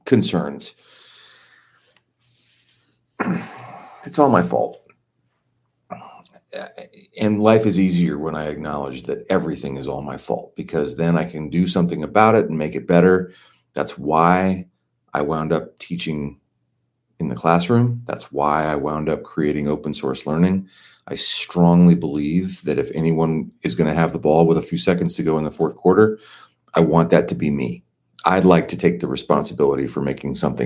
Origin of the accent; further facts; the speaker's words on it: Los Angeles, California, United States; I grew up in Los Angeles